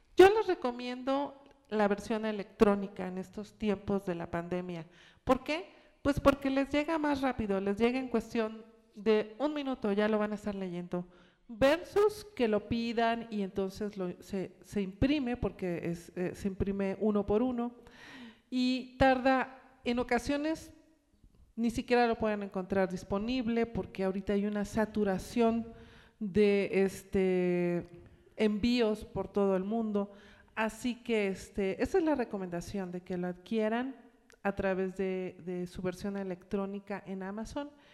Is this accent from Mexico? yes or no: yes; Acapulco, Guerrero, Mexico; moved away; mi ciudad natal, en la cual vivía en ese entonces, Acapulco